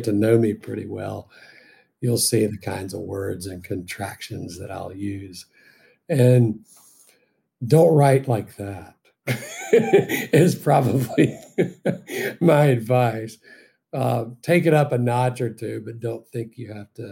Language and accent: English; Deep South, United States; I grew up in the Deep South, and the way I speak is very colloquial